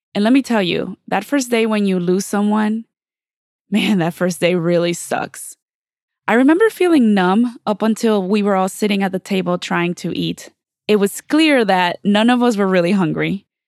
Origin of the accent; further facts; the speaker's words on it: Mexico; now in Los Angeles, United States; I'm from Mexico